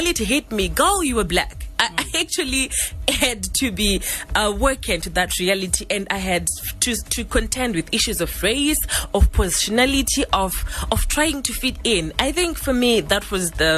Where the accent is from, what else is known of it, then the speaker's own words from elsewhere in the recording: Gokwe North, Midlands, Zimbabwe; then I grew up in Gokwe North.